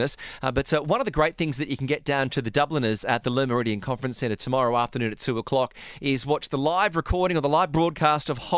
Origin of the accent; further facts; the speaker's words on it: Australia; as an Australian fan